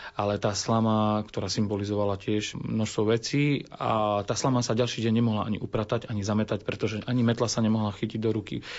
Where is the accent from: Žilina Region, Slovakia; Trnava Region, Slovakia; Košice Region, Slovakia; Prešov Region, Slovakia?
Košice Region, Slovakia; Košice; ja som sa narodil už v Košiciach